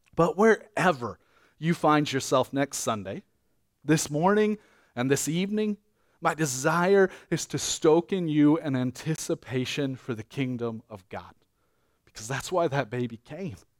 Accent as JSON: {"language": "English", "country": "United States", "said": "as an American"}